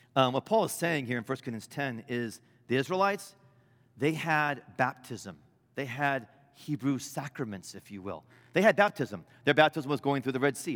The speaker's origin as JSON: {"language": "English", "region": "Midwest", "country": "United States", "said": "I'm a Midwesterner"}